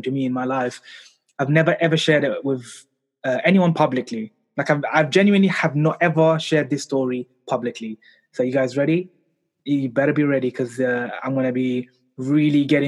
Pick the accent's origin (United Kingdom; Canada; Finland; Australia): United Kingdom; London; I was born and raised here in London in the UK.